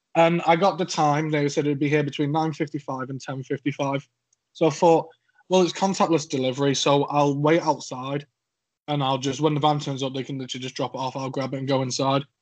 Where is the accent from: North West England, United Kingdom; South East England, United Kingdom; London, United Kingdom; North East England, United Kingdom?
North West England, United Kingdom; Cheshire; accent: slightly scouse; now in Suffolk, United Kingdom; I'm from Cheshire. You may tell from my accent that I am not southern